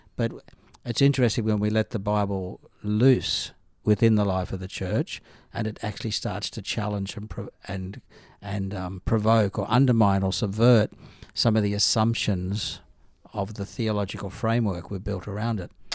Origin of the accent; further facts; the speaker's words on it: Northern Rivers, New South Wales, Australia; also born or lived in Adelaide / Jerusalem; now in Brisbane, Australia; I was raised in the Church of Christ in the Northern Rivers of New South Wales